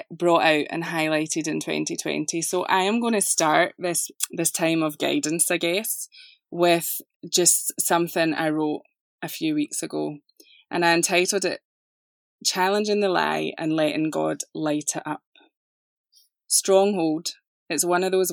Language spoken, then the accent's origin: English; Scotland, United Kingdom; now in Atlanta, United States; you will notice an accent. I live just outside of Atlanta, Georgia, but this is not a Southern accent. It is English, however. I'm from Scotland.